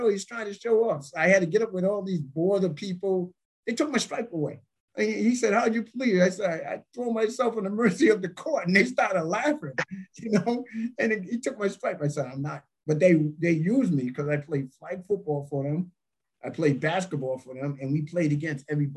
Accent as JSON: {"language": "English", "region": "Rhode Island", "country": "United States", "said": "I'm from here"}